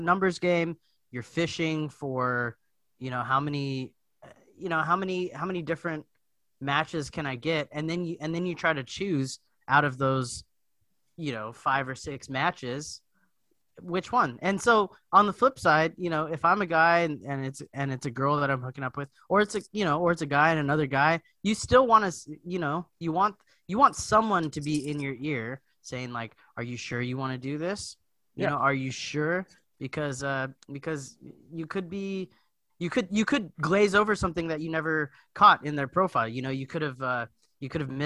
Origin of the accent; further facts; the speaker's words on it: Hawaii, United States; I'm from Hawaii